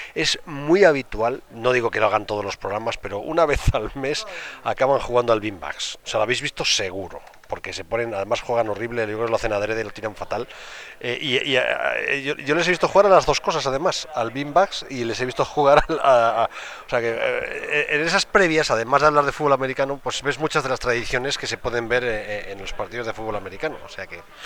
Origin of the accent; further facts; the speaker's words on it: Spain; somos españoles y aquí estamos acostumbrados